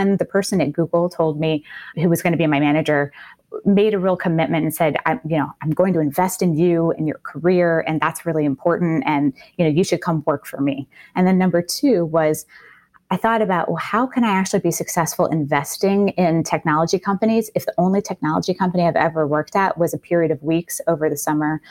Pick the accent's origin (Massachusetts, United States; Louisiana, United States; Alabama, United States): Louisiana, United States; New Orleans; I grew up in New Orleans